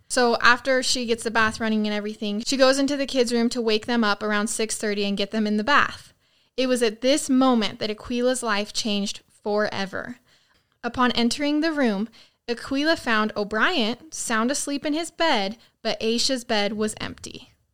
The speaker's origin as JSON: {"language": "English", "area": "near Rexburg", "region": "Idaho", "country": "United States", "tie": "born or raised there", "said": "away from my hometown"}